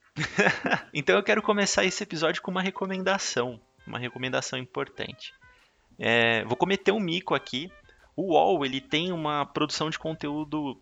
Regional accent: São Paulo, Brazil; Porque nós somos paulistas, a gente está aqui em São Paulo

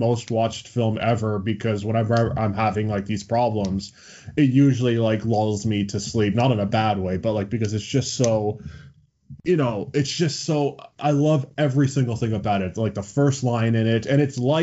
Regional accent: Johannesburg, Gauteng, South Africa; moved away; I was born in Johannesburg, South Africa. So this is way back in the day when I was back in South Africa.

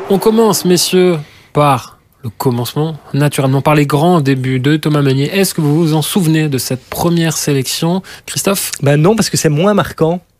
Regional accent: Luxembourg, Belgium; On est luxembourgeois tous les deux, enfin

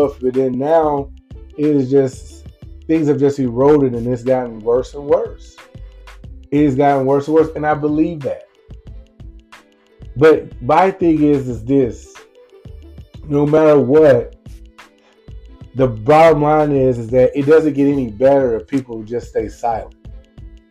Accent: Lumberton, Mississippi, United States; my hometown of Lumberton, Mississippi

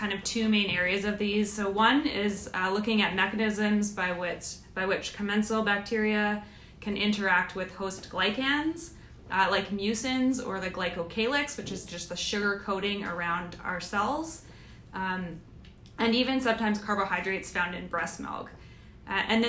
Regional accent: Canada; moved away as an adult; also born or lived in Victoria, Canada / Adelaide, Australia / Vancouver, Canada; now in United States; I am Canadian

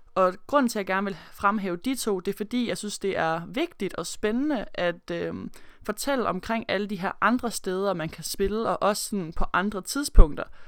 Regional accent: Aarhus, Central Denmark Region, Denmark; moved away as an adult; also born or lived in Melbourne, Australia; nu er jeg jo fra Aarhus af

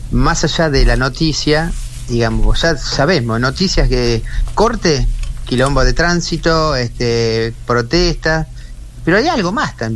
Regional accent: Argentina; accent: provincial; porque ya tengo mi, acento pueblerino, mi acento provinciano y me cuesta hablar como puede hablar un porteño sin trabarse

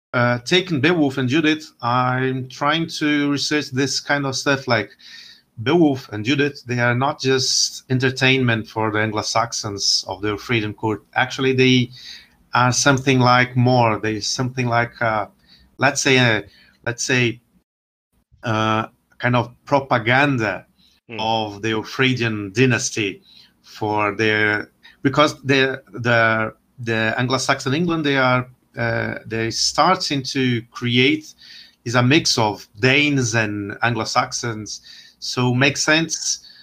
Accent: Brazil; also born or lived in Winchester; I'm from Brazil, and actually, I am a historian here in, in Brazil

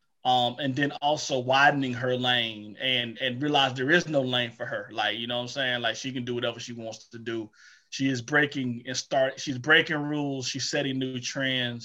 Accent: Eatonton, Georgia, United States; growing up in Edenton, Georgia

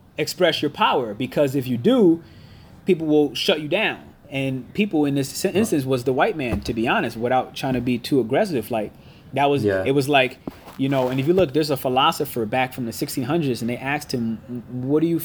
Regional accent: Connecticut, United States; I'm from Connecticut, which is 6 hours away, and 2 hours from New York

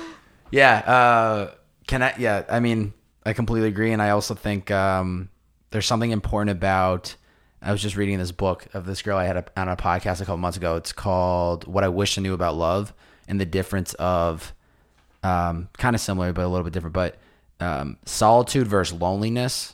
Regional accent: Massachusetts, United States; now in Los Angeles, United States; I was back home visiting family

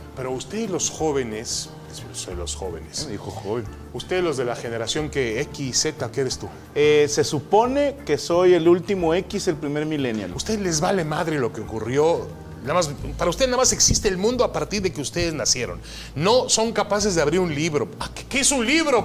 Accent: Mexico; also born or lived in Ashkelon, Israel; now in San Diego, United States; Yo siempre me soy y me siento mexicano. Llegué a este país desde muy pequeño, nunca tuve otro pasaporte más que el mexicano.

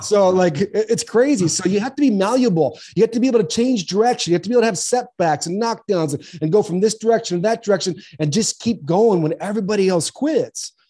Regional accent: Southern California, United States; now in Arizona, United States; I grew up in Southern California

